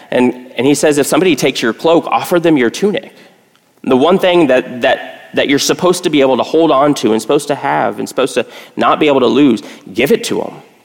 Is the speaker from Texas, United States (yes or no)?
yes; Texas, United States; I grew up in Texas